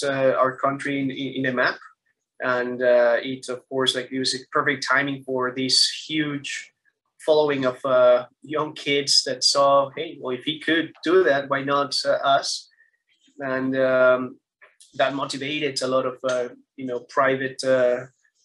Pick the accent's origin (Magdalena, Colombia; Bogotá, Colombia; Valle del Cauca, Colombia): Bogotá, Colombia; Bogota, Colombia; moved away; also born or lived in Brazil; I'm from Bogota, Colombia. It's a beautiful city that gave me kind of the opportunity to explore some athleticism at high school mostly